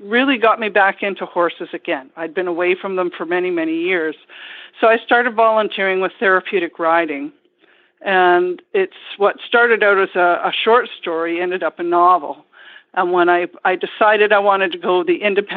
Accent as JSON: {"language": "English", "town": "Ottawa", "region": "Ontario", "country": "Canada", "tie": "born or raised there", "moved": "as an adult", "lives_now": "Vancouver Island, Canada", "said": "I grew up in Ottawa, in Ontario, originally"}